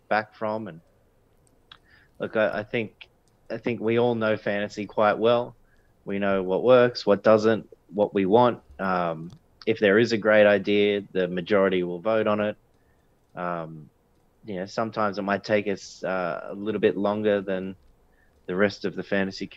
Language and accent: English; Sydney, New South Wales, Australia; also born or lived in Bathurst, Australia; I grew up in God's country on the northern beaches